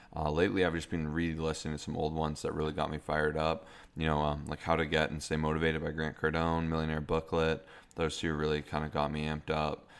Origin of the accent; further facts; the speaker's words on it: Canada; we're Canadian